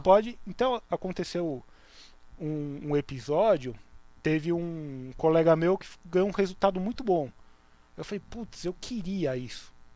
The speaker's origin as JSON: {"language": "Portuguese", "town": "Santos", "region": "São Paulo", "country": "Brazil", "tie": "born or raised there", "said": "eu cresci é, dentro da comunidade judaica, mas eu perdi essa identidade conforme eu fui crescendo, porque Santos não tem uma comunidade judaica"}